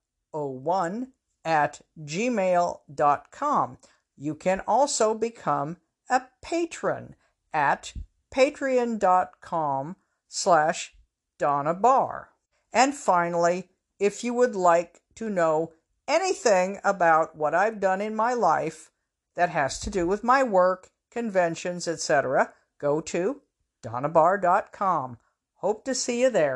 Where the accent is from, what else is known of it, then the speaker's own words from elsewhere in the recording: Everett, United States; moved away; up in my hometown of Everett